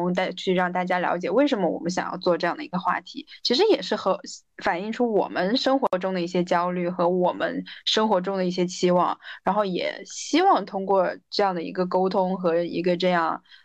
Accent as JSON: {"language": "Chinese", "town": "Guiyang", "region": "Guizhou", "country": "China", "also_born_or_lived": "Sweden", "moved": "as an adult", "lives_now": "Beijing, China", "said": "回到贵阳，就我家是贵阳的"}